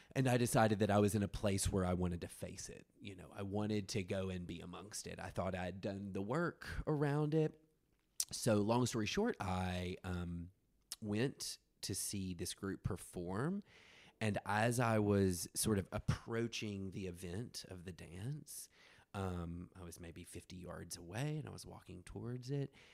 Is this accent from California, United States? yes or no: no; rural West Tennessee, United States; I'm from the South, like, you know, I'm a fag from rural West Tennessee